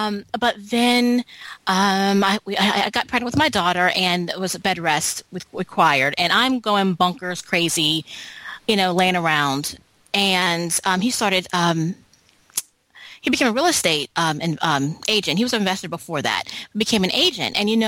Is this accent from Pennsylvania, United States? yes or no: yes; Philadelphia, Pennsylvania, United States; now in Charlotte, United States; So I read her story and I moved to Charlotte, North Carolina, and I came from Philadelphia, and I don't have a license